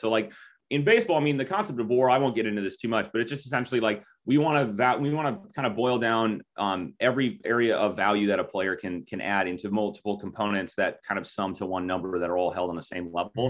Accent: Minnesota, United States; I grew up, I mean, spent almost all of my life in Minnesota

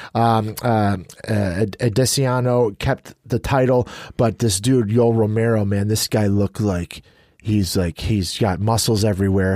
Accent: United States; as an American

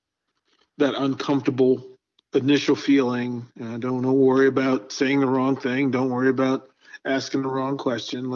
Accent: Arlington, Virginia, United States; now in Omaha, United States; I was born just outside of Washington, D.C. in Arlington, Virginia

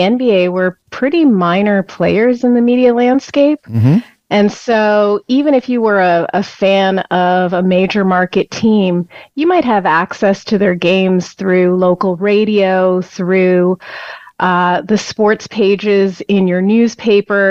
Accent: Canada; I grew up in Canada

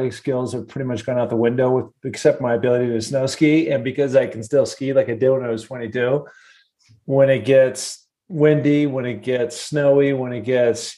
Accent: Seattle, Washington, United States; I grew up in Seattle, Washington

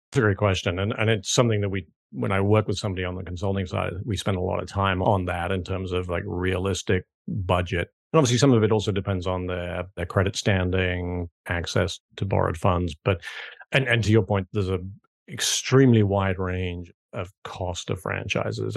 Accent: United Kingdom; moved away as an adult; also born or lived in New York / Hong Kong; now in South Carolina, United States; as you can probably tell from my accent, not originally from South Carolina, where I now live, but grew up and went to school in the U K

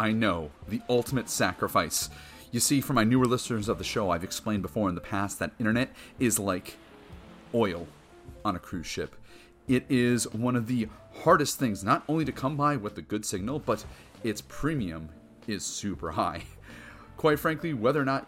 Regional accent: Wisconsin, United States; my home state of Wisconsin

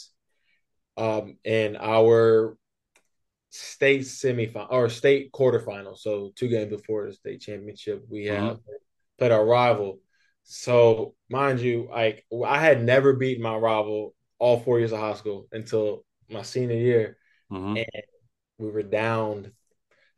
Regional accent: Hodgenville, Kentucky, United States; moved away as an adult; also born or lived in New York; now in Los Angeles, United States; originally I'm from a little town called Hodgenville in Kentucky.

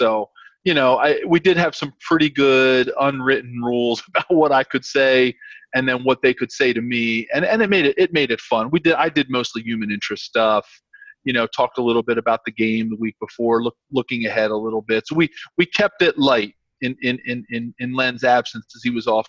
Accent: Philadelphia, Pennsylvania, United States; moved away as an adult; also born or lived in Kansas City; he would always call me the big man from Philly. And, you know, you know, coming in from the East Coast, got that East Coast mentality. I spent a lot of time, you know, in New York and in Philly and in D.C.

